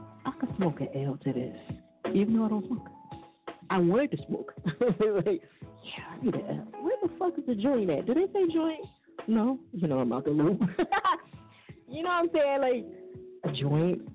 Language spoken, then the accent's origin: English; New Jersey, United States; I'm from Jersey